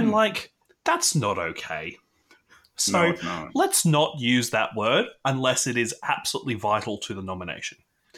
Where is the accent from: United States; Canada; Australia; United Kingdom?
Australia; as an Australian